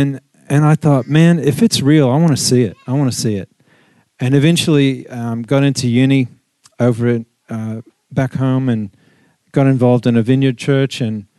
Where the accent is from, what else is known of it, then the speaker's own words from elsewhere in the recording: Texas, United States; moved away; I'm originally from Texas in the U.S. I was born into a Southern Baptist tradition with my grandmother and grandparents.